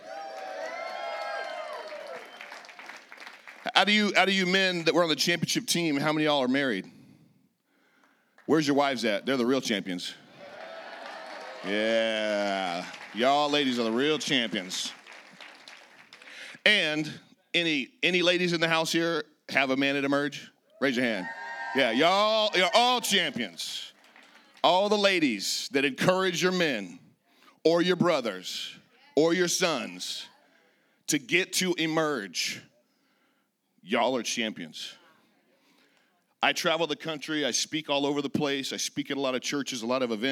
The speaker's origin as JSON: {"language": "English", "town": "Redding", "region": "California", "country": "United States", "tie": "born or raised there", "also_born_or_lived": "Laguna Beach, California", "said": "I was born and raised in Northern California, a little town called Redding"}